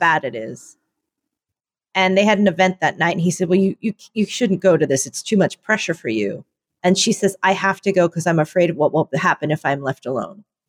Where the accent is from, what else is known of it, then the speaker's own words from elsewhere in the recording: Philadelphia, Pennsylvania, United States; now in Chicago, United States; I come from Philadelphia